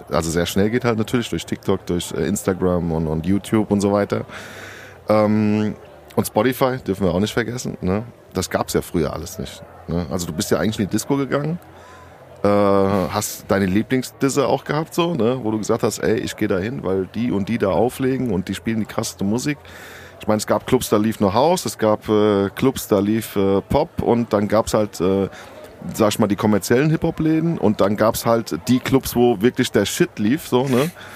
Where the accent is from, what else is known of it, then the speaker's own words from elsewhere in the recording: Rüsselsheim, Hesse, Germany; also born or lived in Sardinia; ich komme aus Rüsselsheim ursprünglich